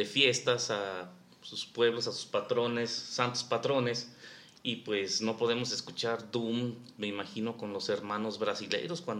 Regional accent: Mexico; los mexicanos tenemos aquí un dicho que dice, vivimos del mito y del mitote.

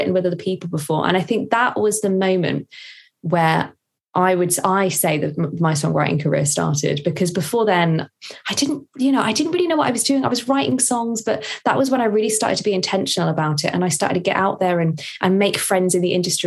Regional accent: Woking, South East England, United Kingdom; moved away as an adult; also born or lived in Durham; now in London, United Kingdom; I am from Woking in Surrey. So from the South, and then studied in the North in Durham, and then moved to London

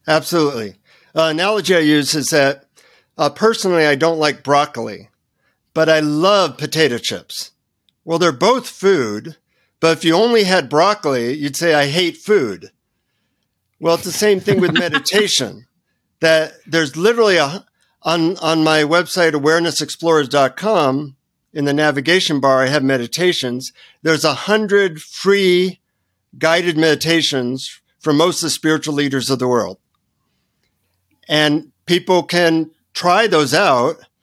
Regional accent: United States; from the United States

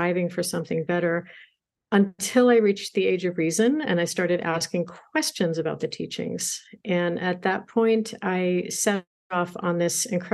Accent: New York City, New York, United States; I grew up in Queens, New York

